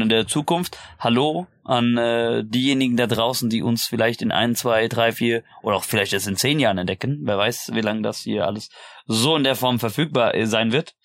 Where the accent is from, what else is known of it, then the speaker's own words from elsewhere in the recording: about 30 minutes by car from Darmstadt, Hesse, Germany; Oder Gude, wie man äh, so schön auch sagt, wo ich herkomme